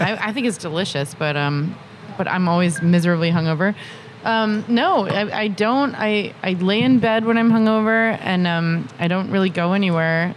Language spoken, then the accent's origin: English; Massachusetts, United States; I'm like from Massachusetts